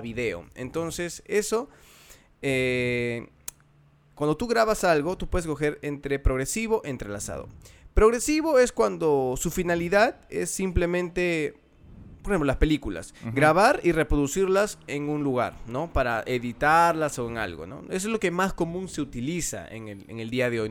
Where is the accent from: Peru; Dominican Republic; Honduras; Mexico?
Peru